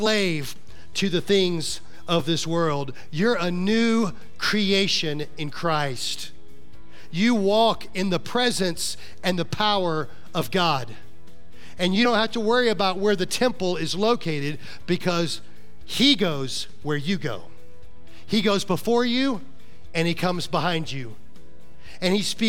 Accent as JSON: {"language": "English", "region": "Florida", "country": "United States", "said": "that guy from Florida"}